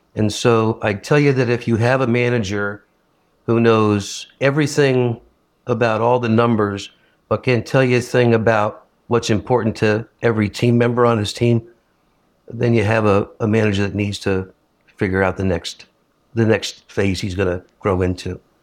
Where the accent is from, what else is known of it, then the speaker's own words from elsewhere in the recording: Northeast, United States; I'm from the Northeast